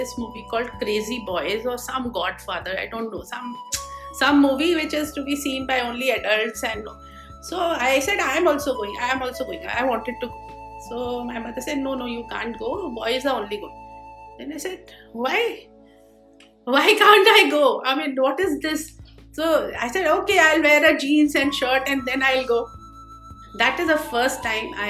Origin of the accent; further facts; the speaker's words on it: Dehradun, Uttarakhand, India; I was blessed to be born in Dehradun